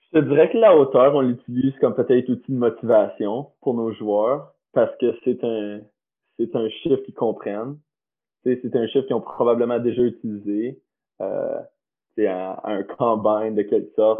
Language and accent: French; Canada; moved away as an adult; je venais du Canada